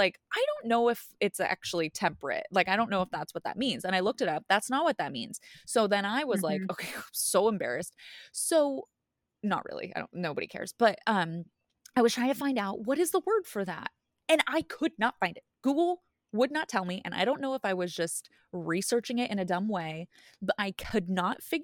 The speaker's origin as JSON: {"language": "English", "country": "United States", "also_born_or_lived": "Woodland", "said": "I'm an American"}